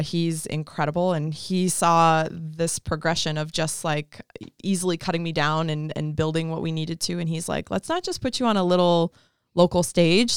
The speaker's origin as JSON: {"language": "English", "region": "Colorado", "country": "United States", "also_born_or_lived": "Mississippi", "moved": "as an adult", "said": "I'm from Colorado originally"}